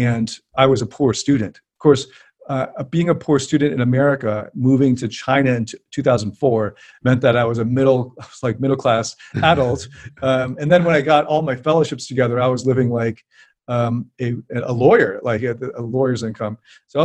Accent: Canada; I'm Canadian

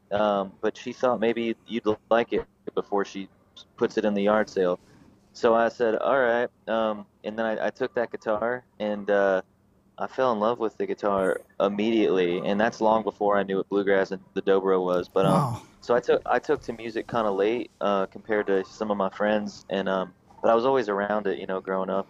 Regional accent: Raleigh, North Carolina, United States; now in Asheville, United States; I grew up in uh, Raleigh, North Carolina, kind of in the uh, outskirts of Raleigh

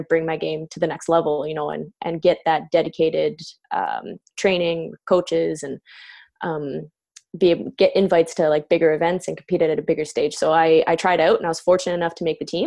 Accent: Canada; I grew up actually mostly in Canada

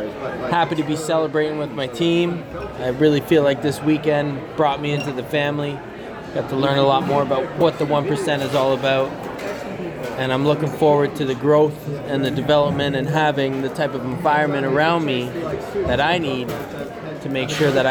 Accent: Canada; I'm from Canada, 9 hours north of Manhattan.

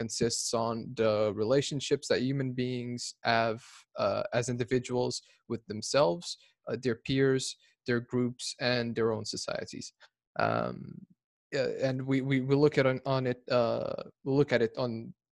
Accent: Lisbon, Portugal; I'm from Portugal, Lisbon

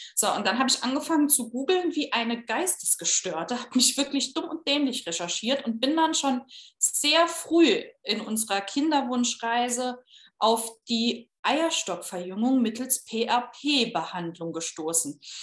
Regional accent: Saarbrücken, Saarland, Germany; also born or lived in Berlin; Ich komme aus äh, Saarbrücken, habe eine Zeit lang in Berlin gewohnt, bin dann äh, ins Saarland wieder zurückgezogen

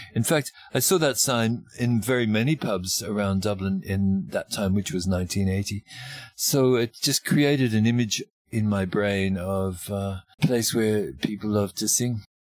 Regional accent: Australia; moved away as an adult; also born or lived in Melbourne, Australia / Northern Territory, Australia; now in Ireland; I'm an Australian musician

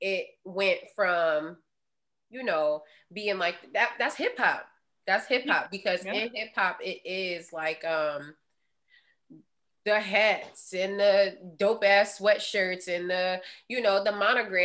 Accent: Southern California, United States; growing up in Southern California

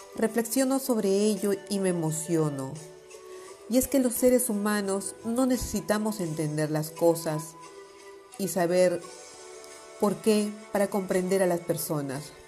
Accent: Palma, Balearic Islands, Spain; also born or lived in Bray, Ireland; De nuevo en mi ciudad natal

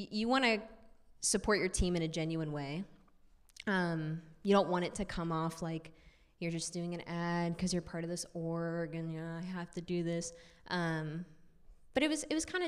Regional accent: Midwest, United States; I come from the Midwest where football is everyone's personality

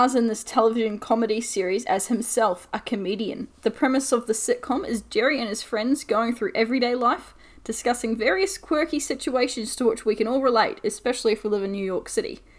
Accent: Australia; We're sisters from Australia

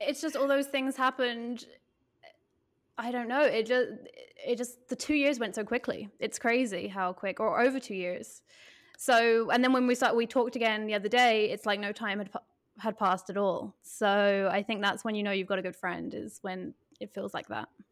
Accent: Ireland; now in Berlin, Germany; I am a photographer in Berlin, and I'm from Ireland

